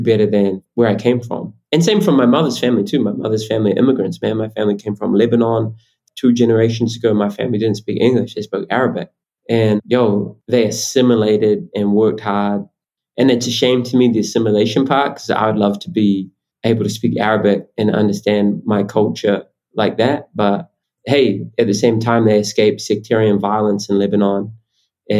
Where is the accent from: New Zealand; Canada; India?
New Zealand